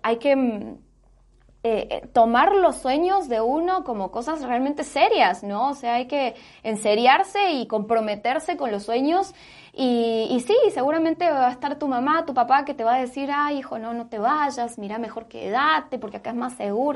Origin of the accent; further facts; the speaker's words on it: Argentina; moved away as an adult; now in Guatemala; me fui de Argentina